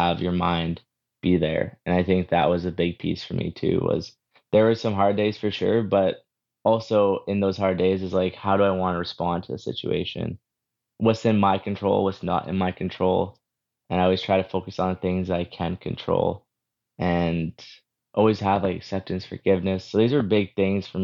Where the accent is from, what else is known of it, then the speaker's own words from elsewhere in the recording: Moose Jaw, Saskatchewan, Canada; So I was born and raised in Moose Jaw, Saskatchewan, and I grew up there